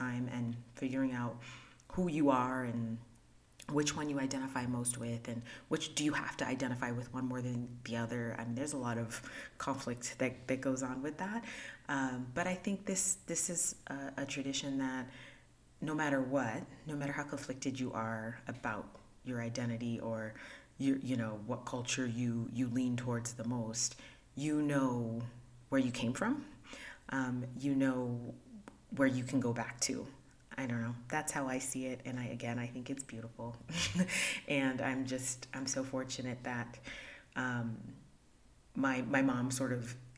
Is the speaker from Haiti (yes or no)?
yes; Haiti; moved away; I was born in Haiti